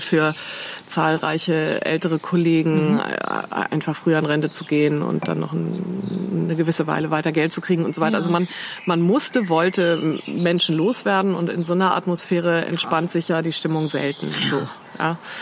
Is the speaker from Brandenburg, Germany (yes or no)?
no; Ahrensburg, Schleswig-Holstein, Germany; also born or lived in Eutin / Ellund near Flensburg; Dann bin ich mit meinen Eltern, da war ich so neun, glaube ich, nach Ahrensburg gezogen, also nördlich von Hamburg. Ähm, ja, so eine mittelgroße überschaubare Stadt. Da habe ich Abitur gemacht